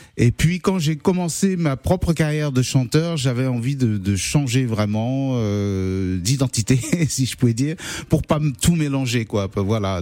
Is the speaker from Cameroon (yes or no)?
yes; Cameroon; moved away as an adult; now in France; je suis né en France, mais à 8 ans je suis parti m'installer au Cameroun et je suis revenu qu'à l'âge de 20 ans à peu près en France